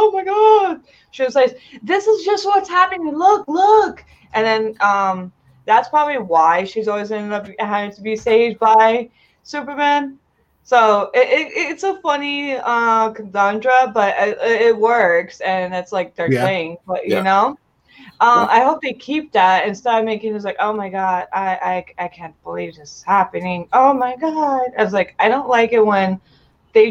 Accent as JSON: {"language": "English", "country": "Uzbekistan", "second_language": "English", "moved": "yes", "lives_now": "United States", "said": "I come from Uzbekistan"}